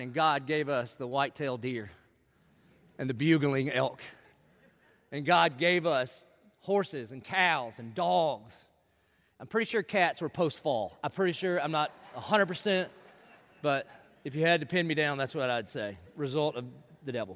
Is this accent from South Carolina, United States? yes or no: yes; South Carolina, United States; I grew up in in South Carolina in the 70s and 80s